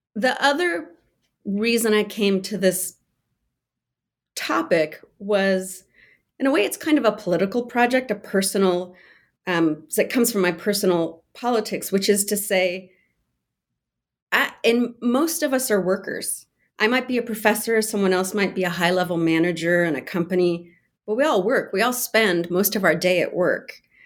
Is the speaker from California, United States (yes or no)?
yes; California, United States; I grew up in California